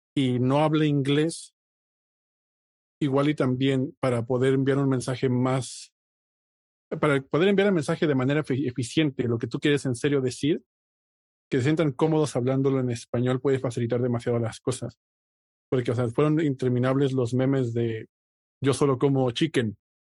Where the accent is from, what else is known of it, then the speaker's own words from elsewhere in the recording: Mexico; personas que nacimos y nos criamos y crecimos en México